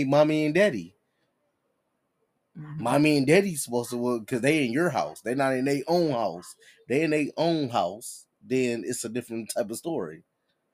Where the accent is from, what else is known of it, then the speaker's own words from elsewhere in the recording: Detroit, Michigan, United States; I'm born and raised in Detroit.